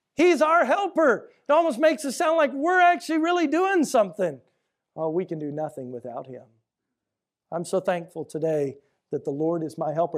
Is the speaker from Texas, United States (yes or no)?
yes; Houston, Texas, United States; I grew up here in Houston in the 80s and 90s